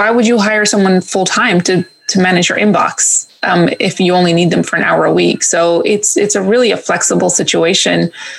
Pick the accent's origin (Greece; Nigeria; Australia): Greece; moved away as an adult; also born or lived in New York; now in England; So my family's actually from Greece. So I was born in New York and I left when I was 11 and we moved to Greece. And I spent high school there.